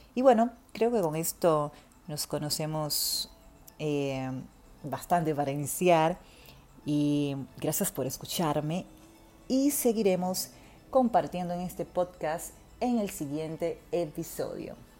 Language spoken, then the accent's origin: Spanish; Dominican Republic; moved away as an adult; now in Buenos Aires, Argentina; Soy dominicana, viviendo en Buenos Aires actualmente, hace casi mm, ocho años